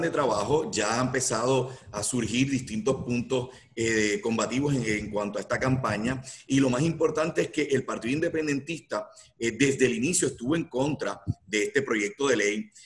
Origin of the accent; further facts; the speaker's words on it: Puerto Rico; como puertorriqueños y puertorriqueñas